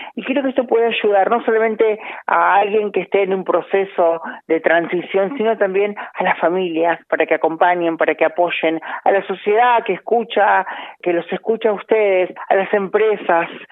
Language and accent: Spanish; Monte Maíz, Córdoba, Argentina; now in Buenos Aires, Argentina; Amo mi pueblo, Monte Maíz, lo amo, me encanta. En la provincia de Córdoba, en el sudeste